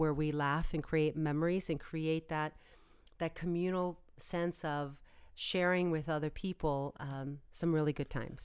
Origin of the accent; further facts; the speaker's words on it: United States; as an American